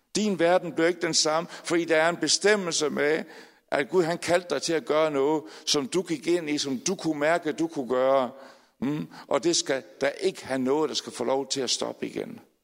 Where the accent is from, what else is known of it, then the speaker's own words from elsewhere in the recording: Aalborg, North Denmark Region, Denmark; moved away; jeg er født i Aalborg, desværre flyttet til andre steder i landet